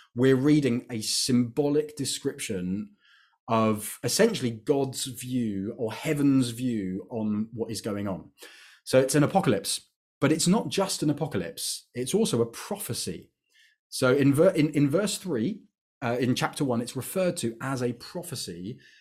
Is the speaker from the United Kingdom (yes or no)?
yes; United Kingdom; I'm British